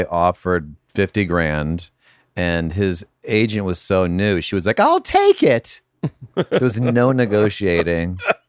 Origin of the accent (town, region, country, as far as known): Connecticut, United States; born or raised there